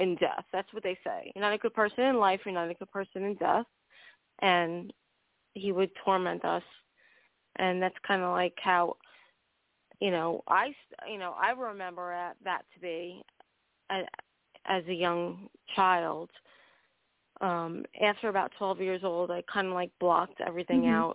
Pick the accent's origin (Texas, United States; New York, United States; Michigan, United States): New York, United States; New York City; I was born in Staten Island, New York, and my parents bought a house when I was about 2 years old